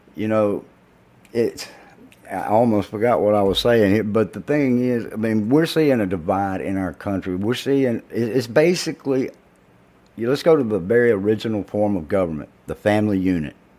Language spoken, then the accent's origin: English; the South, United States; being from the South